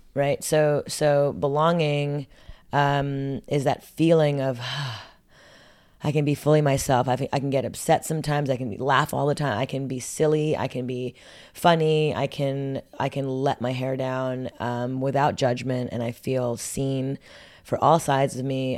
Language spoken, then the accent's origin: English; Montreal, Quebec, Canada; growing up in Montreal, Canada